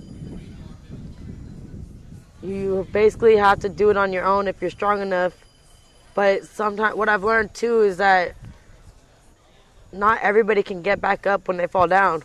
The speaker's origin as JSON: {"language": "English", "area": "Marin", "region": "California", "country": "United States", "tie": "born or raised there", "said": "I was raised in Marin"}